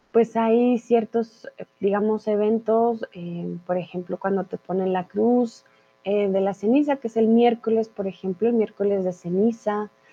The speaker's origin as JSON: {"language": "Spanish", "country": "Colombia", "said": "soy de Colombia"}